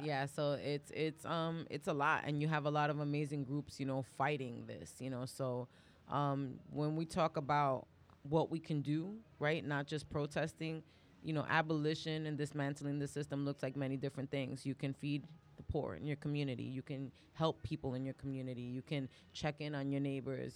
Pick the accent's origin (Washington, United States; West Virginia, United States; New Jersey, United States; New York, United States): New York, United States; New York City; also born or lived in Bronx; I was raised in Harlem and East Harlem, and I've been in the Bronx for the last, like, twenty years